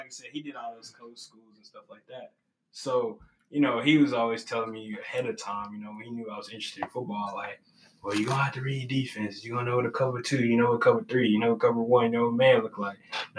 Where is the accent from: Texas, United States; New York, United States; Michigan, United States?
Texas, United States; moved away; when I came from Texas, I was cocky. You know, I had been coached in Texas.